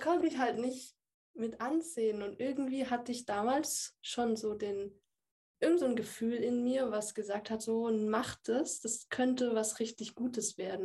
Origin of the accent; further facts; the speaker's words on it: Würzburg, Bavaria, Germany; ich bin 27 Jahre alt, ich komme aus Würzburg